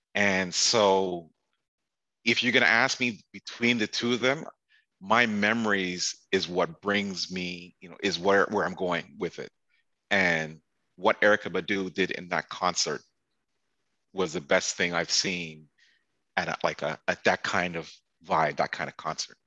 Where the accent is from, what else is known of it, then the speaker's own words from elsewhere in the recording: Toronto, Ontario, Canada; moved away as an adult; also born or lived in Chicago / Washington, District of Columbia, United States; I grew up in Toronto all my life